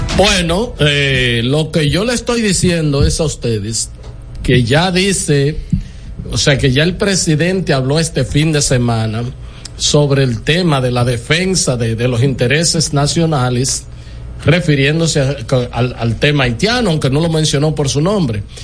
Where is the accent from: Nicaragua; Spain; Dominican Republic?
Dominican Republic; yo soy dominicano